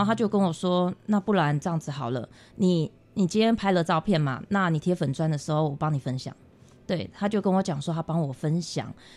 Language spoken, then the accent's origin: Chinese; Taiwan; 我们台湾这边